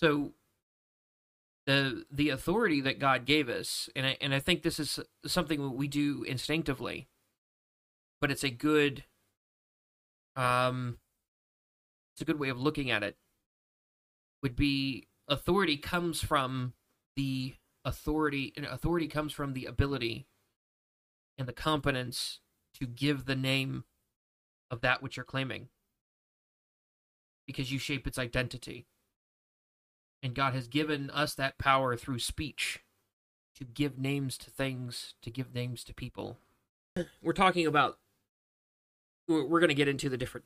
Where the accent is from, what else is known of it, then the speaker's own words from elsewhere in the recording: Mississippi, United States; I'm from Mississippi. Mississippi is the name of my country